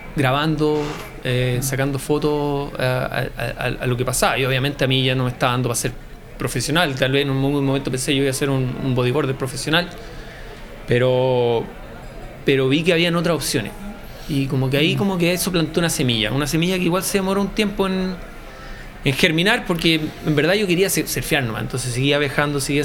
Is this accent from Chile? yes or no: yes; Viña del Mar, Valparaíso, Chile; soy de Viña, entonces em, básicamente si eres de Viña veis el mar, siempre.